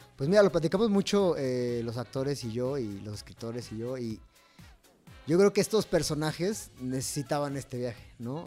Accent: Jalisco, Mexico; yo soy de Jalisco

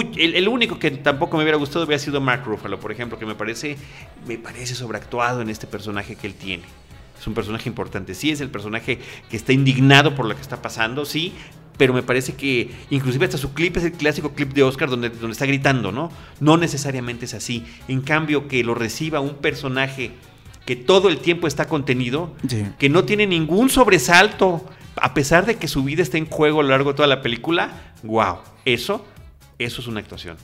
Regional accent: Mexico; como mexicano

